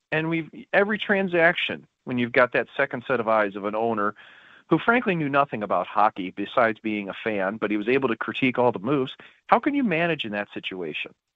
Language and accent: English; St. Louis, Missouri, United States; I'm from St. Louis